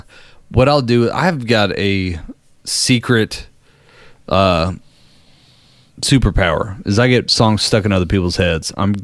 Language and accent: English; San Diego, California, United States; Born and raised in San Diego.